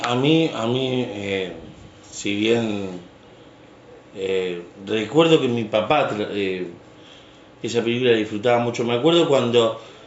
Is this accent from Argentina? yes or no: yes; Rosario, Santa Fe, Argentina; estábamos mirando Canal 3 de Rosario, porque somos de Rosario